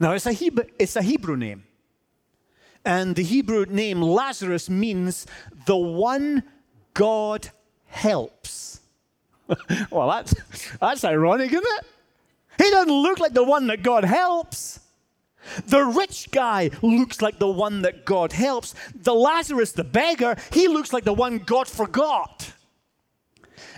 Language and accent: English; Scotland, United Kingdom; I'm Scottish